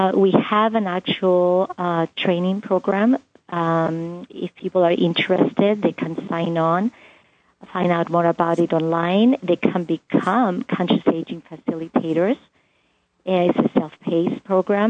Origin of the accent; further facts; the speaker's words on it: Cyprus; moved away; In the culture where I grew up, I'm from the Greek island of Cyprus